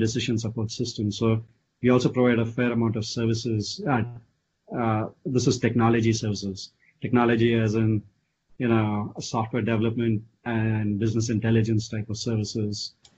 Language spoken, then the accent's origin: English; India; moved away as an adult; also born or lived in Austin, Texas / San Francisco Bay Area; now in United States; I grew up in India, uh, you know, studied in India all the way through my college, and then came here, you know, way back in 1998.